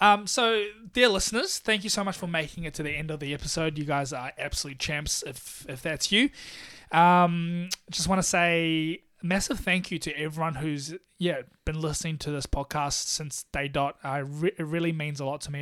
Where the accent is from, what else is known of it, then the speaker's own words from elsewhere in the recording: Taiwan; now in Melbourne, Australia; I'm from Taiwan.